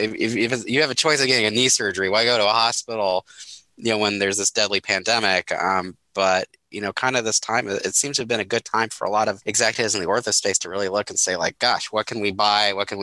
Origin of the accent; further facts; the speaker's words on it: Minneapolis, Minnesota, United States; here in my hometown of Minneapolis